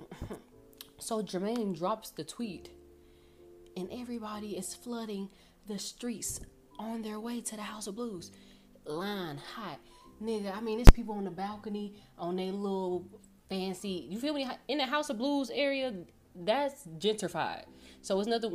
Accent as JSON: {"language": "English", "region": "Louisiana", "country": "United States", "moved": "yes", "lives_now": "Irving, United States", "said": "I'm from Louisiana. We came moving out here."}